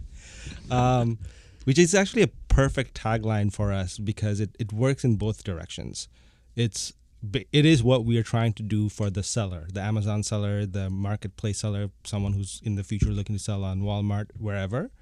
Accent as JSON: {"language": "English", "region": "Bangkok", "country": "Thailand", "tie": "born or raised there", "also_born_or_lived": "Bangladesh / United States", "moved": "as an adult", "lives_now": "Toronto, Canada", "said": "I was born in Bangladesh. I grew up in, in Bangkok"}